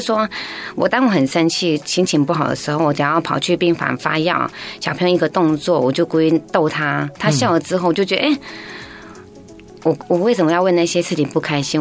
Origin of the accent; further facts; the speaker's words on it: Taiwan; 我平常在部落长大